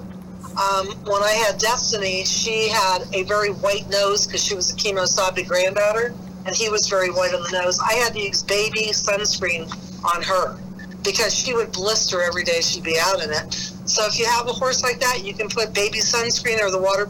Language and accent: English; United Kingdom; I'm also British